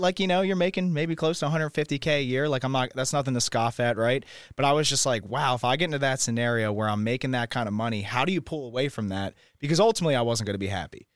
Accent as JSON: {"language": "English", "town": "Philadelphia", "region": "Pennsylvania", "country": "United States", "moved": "yes", "lives_now": "Austin, United States", "said": "I'm also thirty years old and from Philadelphia, Pennsylvania."}